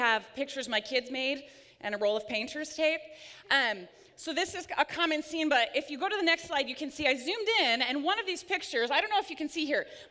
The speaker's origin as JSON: {"language": "English", "town": "Pella", "region": "Iowa", "country": "United States", "tie": "born or raised there", "moved": "yes", "said": "my hometown, Pella, Iowa"}